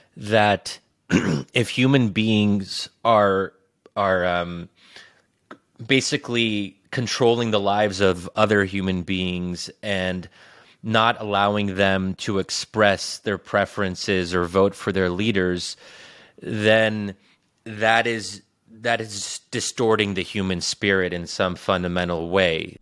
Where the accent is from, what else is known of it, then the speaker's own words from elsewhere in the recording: United States; I'm American, that I was born and raised in this country